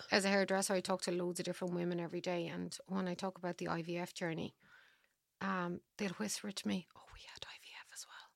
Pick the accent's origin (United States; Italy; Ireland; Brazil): Ireland; I'm Irish.